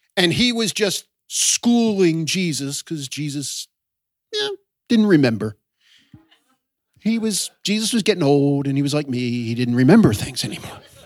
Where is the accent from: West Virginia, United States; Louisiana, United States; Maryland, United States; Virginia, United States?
Maryland, United States; Baltimore; also born or lived in Boston area / southern Chester County, Pennsylvania / New York area; now in New York, United States; I was raised in Baltimore